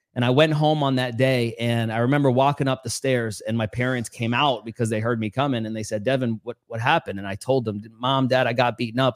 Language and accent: English; New York City, New York, United States; I grew up in New York City, Queens, New York